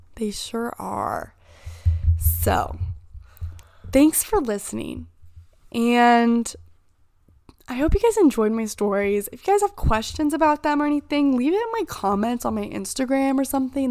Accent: Indiana, United States; I'm from Indiana

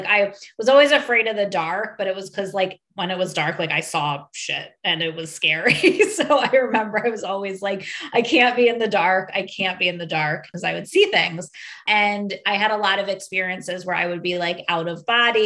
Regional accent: a suburb right outside of Philadelphia, Pennsylvania, United States; I grew up in a suburb right outside of Philadelphia

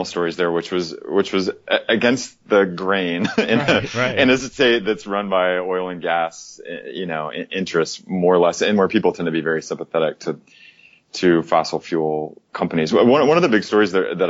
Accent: Oklahoma, United States; now in Atlanta, United States; I grew up in Oklahoma, spent a lot of time there

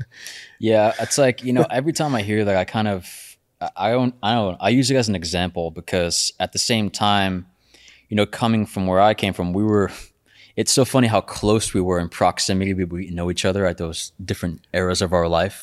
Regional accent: New York City, New York, United States; I'm also from Brooklyn, born and raised.

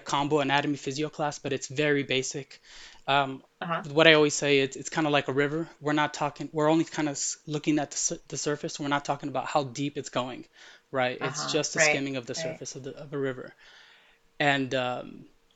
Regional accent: United States; first language Arabic; English is a second language; also born or lived in Middle East; the city I grew up in is 99% Hispanic

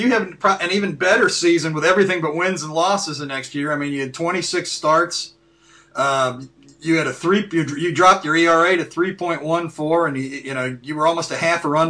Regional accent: Cincinnati, Ohio, United States; growing up in Cincinnati at the time

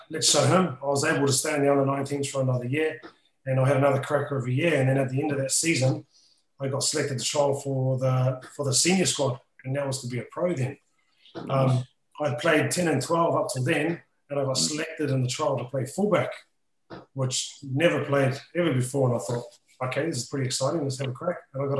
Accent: New Zealand; now in England, United Kingdom; as a Kiwi

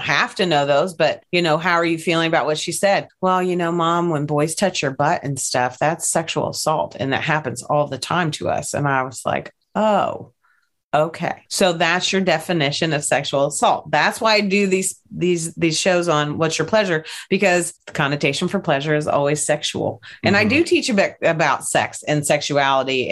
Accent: Kentucky, United States; I grew up in Kentucky.

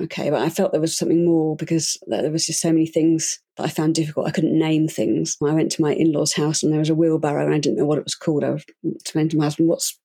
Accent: United Kingdom; now in Switzerland; I'm British, but I live in Switzerland

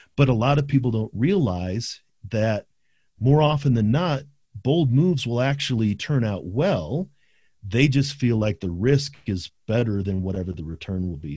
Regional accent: St. Louis, Missouri, United States; also born or lived in South County, St. Louis; we grew up in Saint Louis. We grew up in, in, in central Saint Louis, but then moved to South County.

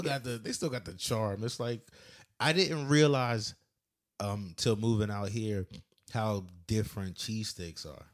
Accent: near Philadelphia, Pennsylvania, United States; moved away; I'm from Philly, but I grew up in, like, a, about an hour north or south, whatever, somewhere, somewhere near Philly, an hour away

